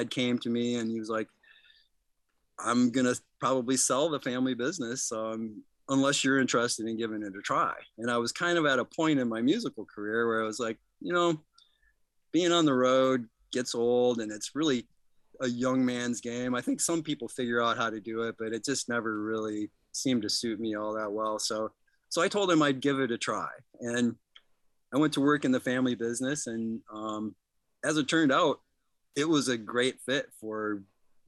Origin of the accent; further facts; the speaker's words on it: Midland, Michigan, United States; I'm a hometown boy. I was born here in Midland. My father was in business on Main Street when I was a young lad, so I kind of grew up downtown